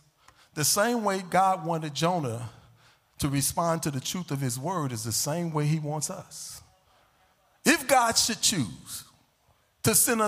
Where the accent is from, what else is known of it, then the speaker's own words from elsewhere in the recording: Chicago, Illinois, United States; I was down on the Lake Michigan, right? I'm from Chicago.